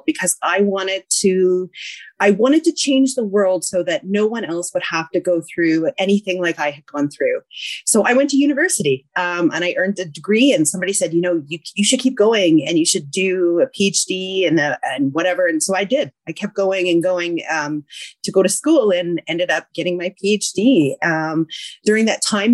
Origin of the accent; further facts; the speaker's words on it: the Okanagan, British Columbia, Canada; moved away as an adult; also born or lived in Vancouver, Canada; my family comes from Treaty 8 territory, which is northern Alberta, but I grew up in the Okanagan.